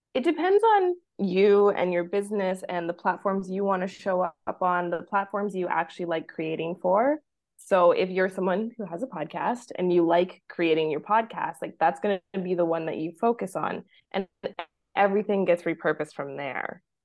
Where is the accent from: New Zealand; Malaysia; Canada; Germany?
Canada; Vancouver, British Columbia; moved away as an adult; now in Mexico; I am from Vancouver, Canada, and wanted to basically leave winter behind for life